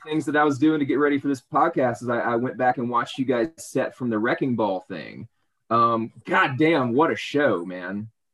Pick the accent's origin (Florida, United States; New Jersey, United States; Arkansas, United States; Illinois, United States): Arkansas, United States; El Dorado; moved away as an adult; now in South Carolina, United States; I'm from El Dorado, Arkansas